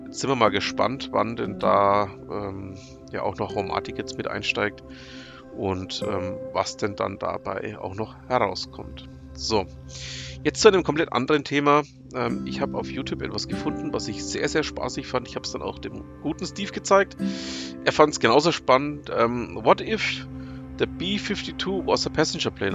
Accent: near Nuremberg, Bavaria, Germany; ich komme ja ähm, aus der Nähe von Nürnberg

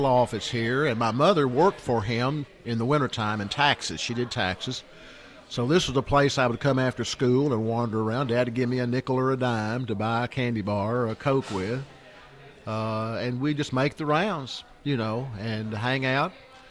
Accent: Jamestown, United States; born or raised there

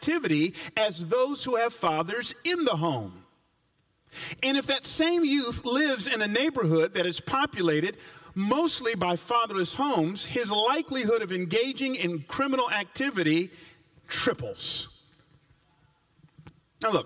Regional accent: Atlanta, Georgia, United States; as one who grew up in the South, I grew up in Atlanta

